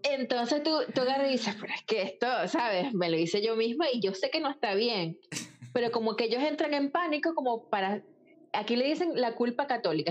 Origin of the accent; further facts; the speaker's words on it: Venezuela; now in Ireland; como venezolano, le gusta pertenecer